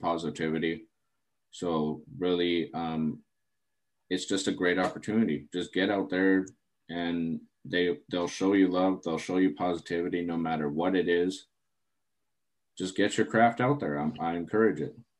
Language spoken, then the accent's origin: English; Terrace, British Columbia, Canada; my hometown of Terrace, BC